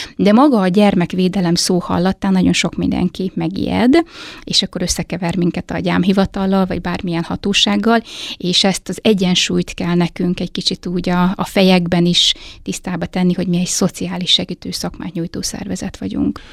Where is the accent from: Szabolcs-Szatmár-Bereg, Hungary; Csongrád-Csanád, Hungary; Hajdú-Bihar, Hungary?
Hajdú-Bihar, Hungary; Hajdúdorog; moved away as an adult; now in Nyíregyháza, Hungary; én hajdudorogról származom